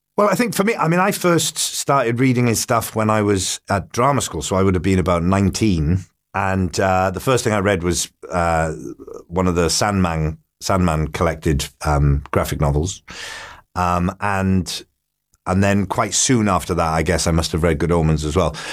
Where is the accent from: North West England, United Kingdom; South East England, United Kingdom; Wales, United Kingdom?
Wales, United Kingdom; Port Talbot; my hometown in Port Talbot in South Wales.